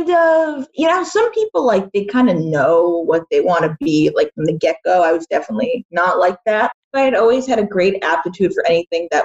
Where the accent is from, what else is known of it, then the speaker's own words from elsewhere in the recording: Boston, Massachusetts, United States; Yeah, I was born in Boston, and okay. I um, I grew up nearby.